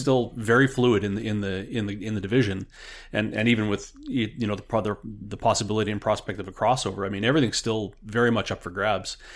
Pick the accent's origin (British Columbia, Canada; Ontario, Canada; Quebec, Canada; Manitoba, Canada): Manitoba, Canada; Winnipeg; now in Regina, Canada; longtime season ticket holder growing up on the East Side Zoo in the old Winnipeg Stadium